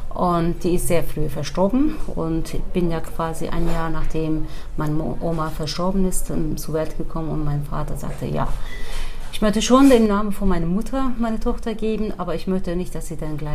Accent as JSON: {"language": "German", "country": "Turkey", "tie": "born or raised there", "lives_now": "Germany", "said": "ich bin geboren in der Türkei im kurdischen Teil."}